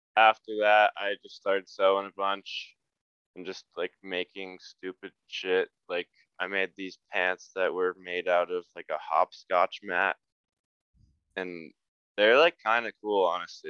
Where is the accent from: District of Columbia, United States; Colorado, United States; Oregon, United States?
Colorado, United States; Highlands Ranch; now in Salt Lake City, United States; I'm from like probably like 15 minutes southwest of Denver in this town, Littleton Highlands Ranch